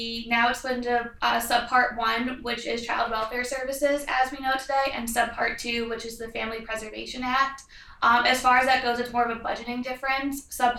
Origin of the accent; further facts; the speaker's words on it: Long Island, New York, United States; I'm a first-year student at the Bush School. I'm interested in public policy analysis, and I'm from Long Island, New York.